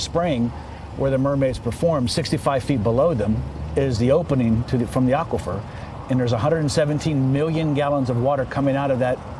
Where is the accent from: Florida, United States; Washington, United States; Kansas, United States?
Florida, United States; Ocala; I grew up in Ocala